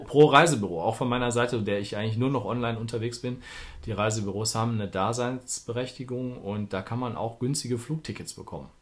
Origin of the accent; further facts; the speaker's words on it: Duisburg, North Rhine-Westphalia, Germany; moved away as an adult; now in Berlin, Germany; ich bin nämlich, bezeichne mich als Duisburger, der in Berlin wohnt, ähm, weil ich auch über 40 Jahre in unserer schönen Stadt gewohnt habe